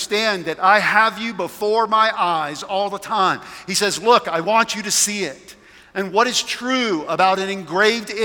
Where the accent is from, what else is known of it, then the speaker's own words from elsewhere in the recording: South Carolina, United States; now in Colorado, United States; I'm from South Carolina